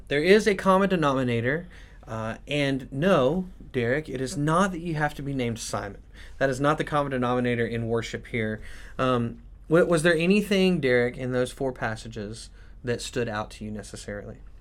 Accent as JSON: {"language": "English", "country": "United States", "said": "us as American Christians"}